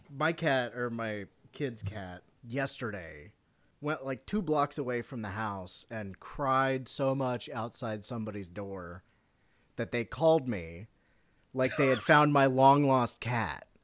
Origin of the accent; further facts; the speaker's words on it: United States; I'm an American